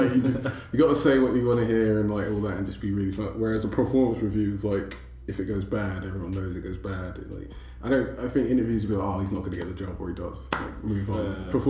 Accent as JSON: {"language": "English", "region": "New Jersey", "country": "United States", "said": "I'm an accountant from Jersey."}